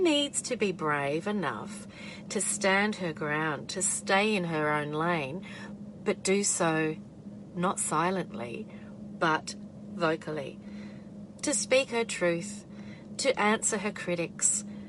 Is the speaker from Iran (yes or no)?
no; Australia